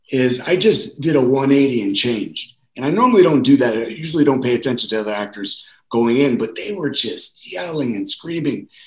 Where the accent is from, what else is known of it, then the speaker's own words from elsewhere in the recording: South Bronx, New York, United States; I grew up in the South Bronx, so I was always the kid that I grew up in a Latino or black neighborhood.